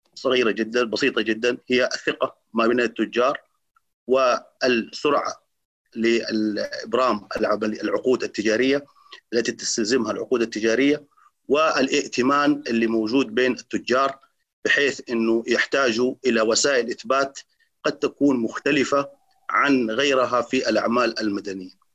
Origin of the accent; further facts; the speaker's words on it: Saudi Arabia; عندنا في السعودية